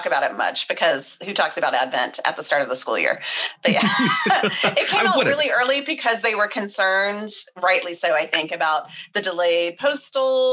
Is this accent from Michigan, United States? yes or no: no; Austin, Texas, United States; moved away as an adult; also born or lived in Oregon; We're about 30 minutes north of Austin. So I grew up in Austin